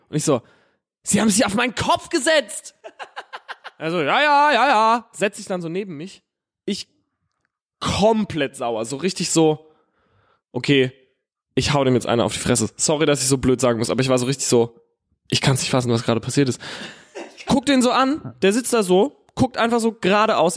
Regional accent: Herxheim, Rhineland-Palatinate, Germany; ich komme ja aus Herxheim

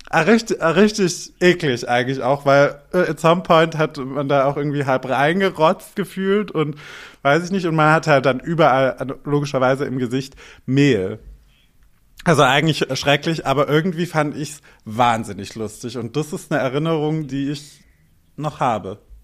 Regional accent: Albstadt, Baden-Württemberg, Germany; born or raised there; now in Berlin, Germany

